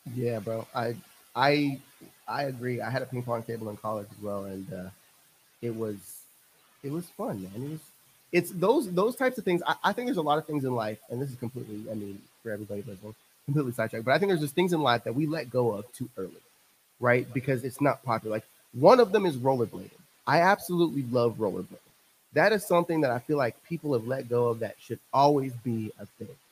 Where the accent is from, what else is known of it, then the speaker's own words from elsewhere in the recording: central coast of California, United States; now in Texas, United States; I grew up central coast of California